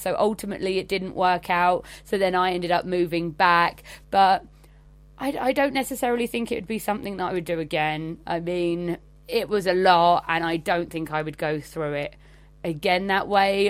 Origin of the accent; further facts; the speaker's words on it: England, United Kingdom; I'm from England